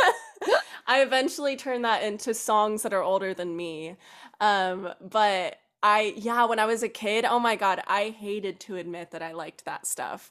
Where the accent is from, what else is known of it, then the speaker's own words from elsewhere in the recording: North Carolina, United States; moved away as an adult; moved down to North Carolina, where I learned to drive and went through high school. Um, so that's kinda what I consider my hometown.